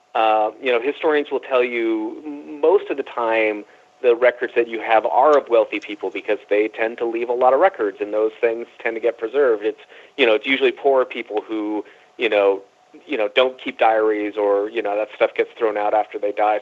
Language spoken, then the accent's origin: English; San Jose, California, United States; also born or lived in Los Angeles / New York; I grew up in San Jose, California